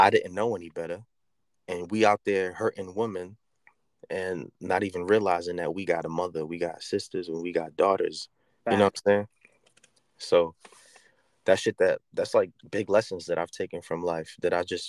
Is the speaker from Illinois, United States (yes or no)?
no; New York City, New York, United States; moved away as an adult; I've officially been out the Bronx for as long as I was in the Bronx